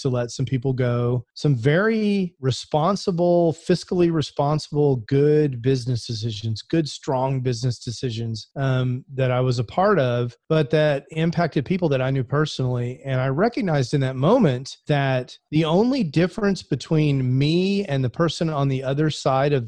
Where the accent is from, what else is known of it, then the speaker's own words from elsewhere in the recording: Houston, Texas, United States; I grew up in Houston